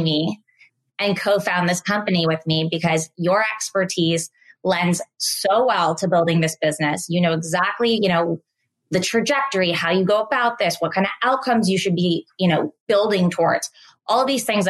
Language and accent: English; Menlo Park, California, United States; also born or lived in San Francisco; I grew up in Menlo Park. I was born in San Francisco. We moved to Menlo Park pre-Facebook